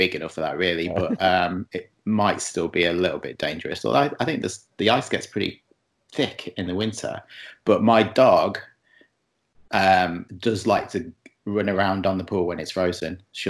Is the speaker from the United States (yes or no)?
no; England, United Kingdom; now in Montreal, Canada; I'm in Montreal, just outside of Montreal. Obviously, I'm not from here. I'm from England.